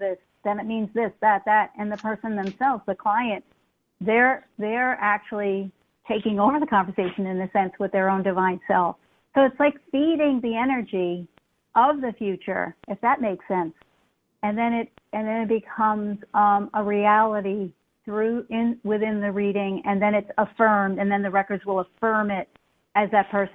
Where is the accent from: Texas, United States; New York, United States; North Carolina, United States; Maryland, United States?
New York, United States; New York City; moved away; I'm from New York City, and I was back in New York City for a while.